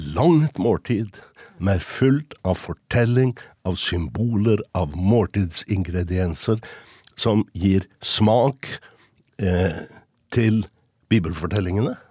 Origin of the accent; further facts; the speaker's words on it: Trondheim, Trøndelag, Norway; jeg vokste opp i Trondheim. På Rosenborg.